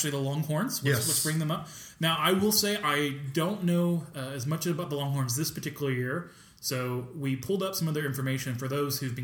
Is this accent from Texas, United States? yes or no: yes; Texas, United States; I grew up in Texas